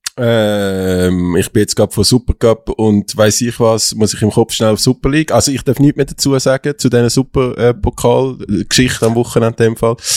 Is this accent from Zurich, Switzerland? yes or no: yes; Zurich, Switzerland; als Zürcher